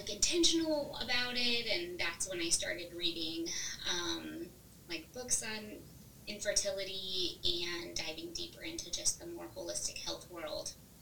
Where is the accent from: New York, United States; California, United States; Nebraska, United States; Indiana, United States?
Indiana, United States; Northwest; moved away as an adult; also born or lived in Nashville, Tennessee; now in Noblesville, United States; I grew up in Northwest Indiana